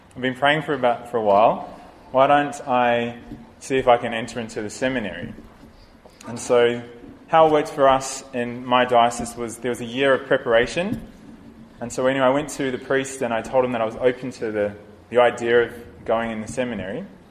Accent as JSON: {"language": "English", "country": "New Zealand", "said": "I'm from New Zealand"}